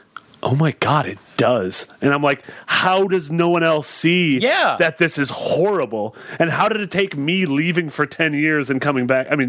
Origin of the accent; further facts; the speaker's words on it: Sun Prairie, Wisconsin, United States; moved away; Where I grew up in Sun Prairie, Wisconsin, they called us the corn capital of America.